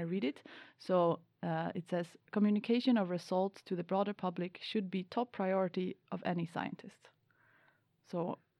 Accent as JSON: {"language": "English", "country": "Sweden", "first_language": "Swedish", "second_language": "English", "said": "So even though Swedish is my native language, I also lack a lot of words"}